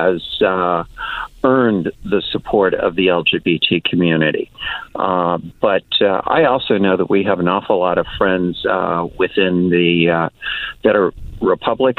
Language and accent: English; United States; I am an American. I was born in this country.